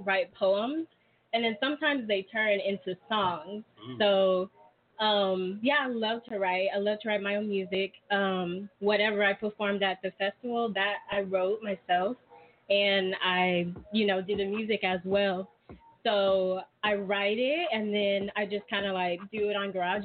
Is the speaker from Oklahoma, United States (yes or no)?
yes; Tulsa, Oklahoma, United States; I'm from Tulsa, Oklahoma